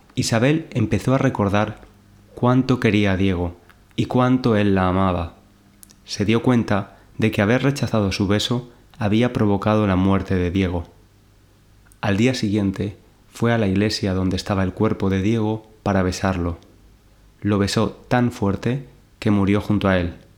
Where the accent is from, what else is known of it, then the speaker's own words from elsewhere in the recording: Valencia, Valencian Community, Spain; now in London, United Kingdom; desde Valencia, mi ciudad natal en España